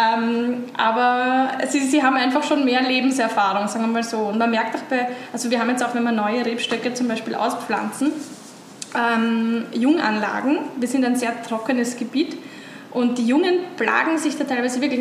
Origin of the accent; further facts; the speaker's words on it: Weinviertel, Lower Austria, Austria; ich komme aus dem Weinviertel. Das ist äh, nördlich von Wien